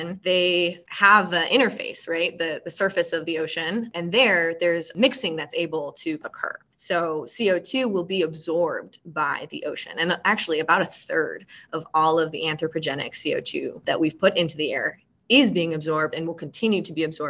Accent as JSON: {"language": "English", "region": "Michigan", "country": "United States", "tie": "born or raised there", "moved": "yes", "said": "I'm actually from Michigan. I grew up in Michigan"}